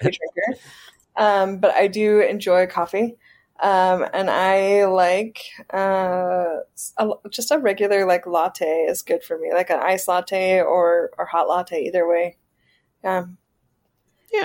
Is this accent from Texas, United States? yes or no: no; South Carolina, United States; moved away as an adult; now in Saudi Arabia; I'm from South Carolina